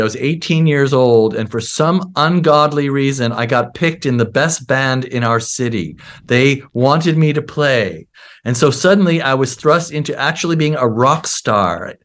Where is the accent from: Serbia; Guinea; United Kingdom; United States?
United States; Seattle, Washington; also born or lived in Bronx, New York; I moved to Seattle when I was eight years old